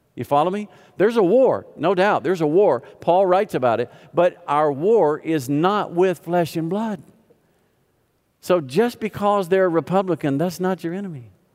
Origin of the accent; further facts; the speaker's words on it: the South, United States; I grew up in the South